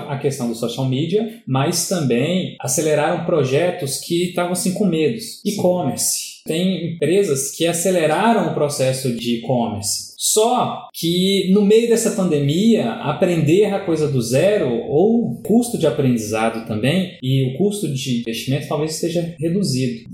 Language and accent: Portuguese; Brazil; como brasileiro